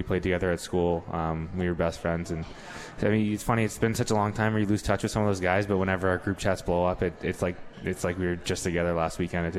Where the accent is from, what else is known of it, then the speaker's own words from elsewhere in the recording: right outside of Philly, New Jersey, United States; also born or lived in Springfield, Massachusetts; Yeah, I was born in Springfield, but I grew up my whole life in South Jersey, right outside of Philly.